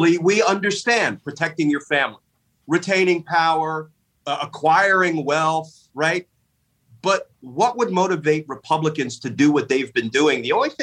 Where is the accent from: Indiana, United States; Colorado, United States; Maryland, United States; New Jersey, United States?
New Jersey, United States; I grew up in a fairly conservative household. My pop was a high school football coach in New Jersey.